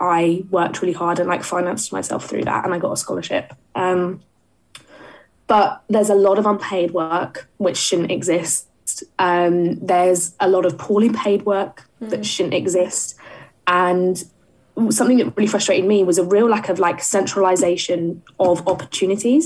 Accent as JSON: {"language": "English", "area": "Essex", "region": "East of England", "country": "United Kingdom", "tie": "born or raised there", "said": "I didn't grow up in London, and I grew up in Essex"}